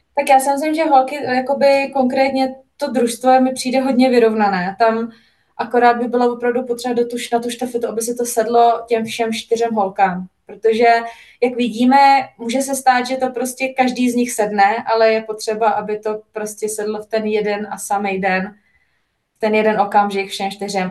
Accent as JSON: {"language": "Czech", "country": "Czechia", "moved": "yes", "lives_now": "Italy", "said": "náš český chleba je prostě něco, co tady jako člověk nenajde"}